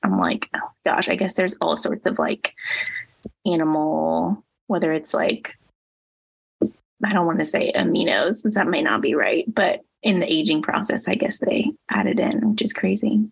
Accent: Indiana, United States; moved away; I grew up in Indiana

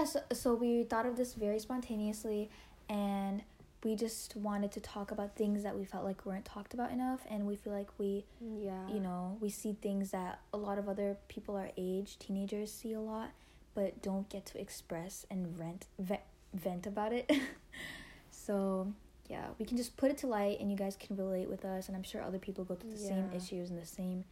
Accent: India; Okay, so the three of us, we're all, we're brown. We're Indian.

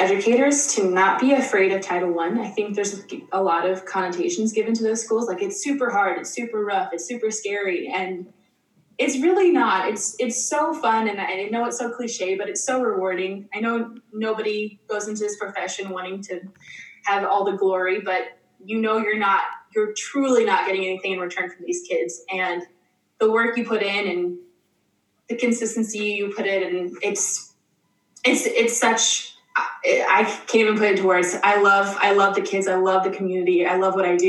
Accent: Nebraska, United States; I'm from Nebraska, where Huskers football is like a religion

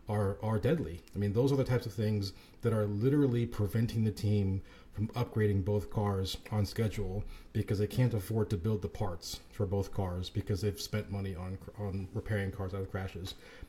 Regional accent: United States; it hurts me as an American, you know, bleeding red, white, and blue American kid

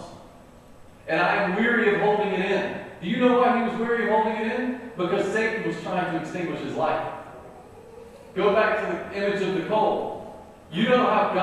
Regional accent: North Carolina, United States; I'm from North Carolina

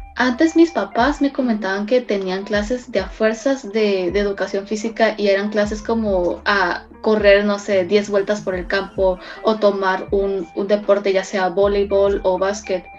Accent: Mexico; also born or lived in China; yo en lo personal nací en China, pero este, tuve mi infancia y e hice mi educación básica aquí en México.

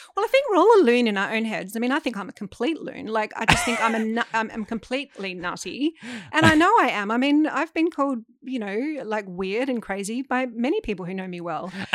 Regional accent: Adelaide, South Australia, Australia; growing up in Adelaide

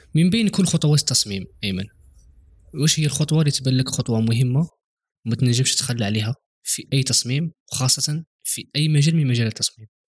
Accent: Algeria; عندنا في الجزائر

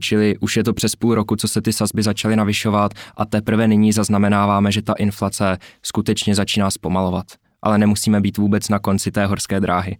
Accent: Czechia; tady u nás v Tuzemsku

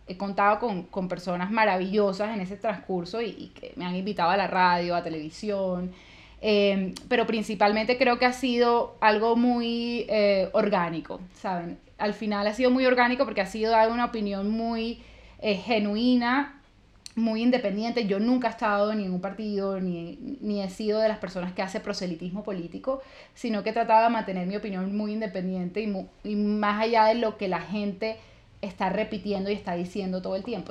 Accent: Valledupar, Cesar, Colombia; accent: costeña; also born or lived in Santa Marta; No vengo de Aguachica Cesar, pero nací en Valledupar Cesar, que está relativamente cerca

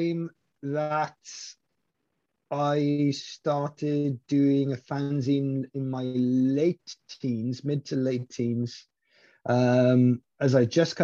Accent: Maesteg, Wales, United Kingdom; my hometown of Maesteg is a small mining town.

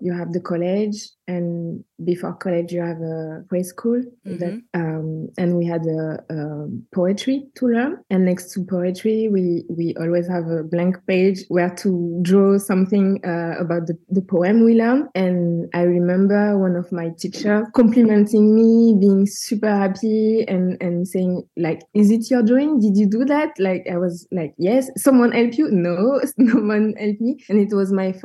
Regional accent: southern France, France; born or raised there; English is a second language; also born or lived in Senegal

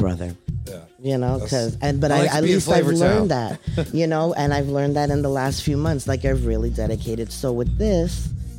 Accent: New York City, New York, United States; also born or lived in Riverdale, Bronx; I'm from the Heights. And now I'm living in Riverdale, which is 10 minutes, whatever, north.

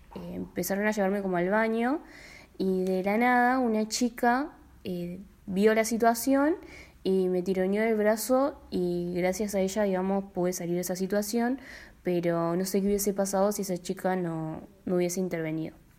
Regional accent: Colastiné, Santa Fe, Argentina; tengo 25 años y soy de Colastina

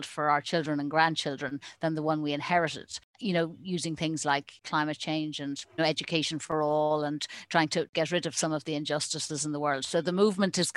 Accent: Ireland; also born or lived in United States; I was born in Ireland

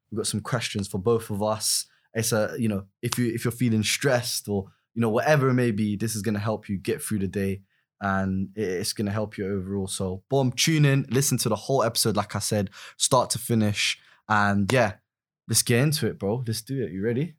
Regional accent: London, United Kingdom; originally I'm from West London

